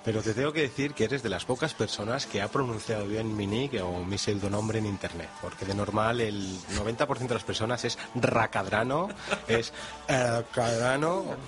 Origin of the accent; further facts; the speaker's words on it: Madrid, Community of Madrid, Spain; somos la capital de España